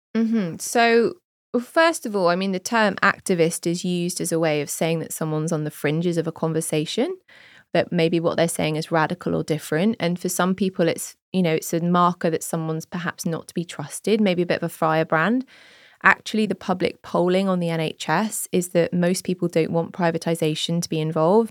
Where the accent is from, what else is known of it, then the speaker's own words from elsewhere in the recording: Jersey; moved away as an adult; now in United Kingdom; I grew up in Jersey and we don't have party politics there.